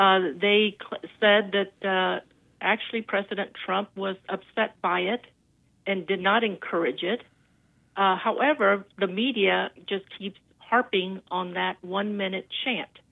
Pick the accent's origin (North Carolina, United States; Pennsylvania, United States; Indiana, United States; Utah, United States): North Carolina, United States; I'm from North Carolina